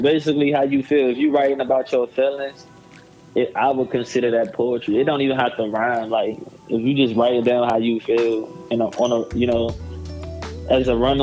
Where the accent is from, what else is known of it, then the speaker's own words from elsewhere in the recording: Washington, District of Columbia, United States; I'm from Washington, D.C. I've been born and raised in Washington, D.C. my whole life.